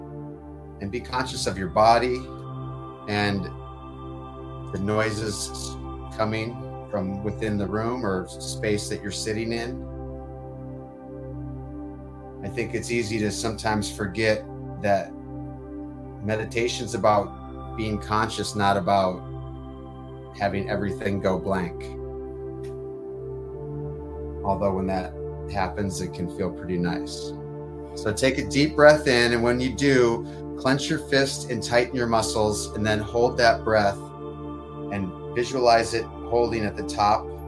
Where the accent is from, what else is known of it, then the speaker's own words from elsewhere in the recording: Detroit, Michigan, United States; moved away; Detroit where I came from